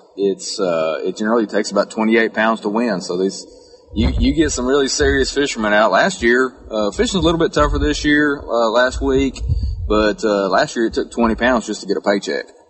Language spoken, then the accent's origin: English; Central Texas, United States; growing up in Texas and around tournament fishing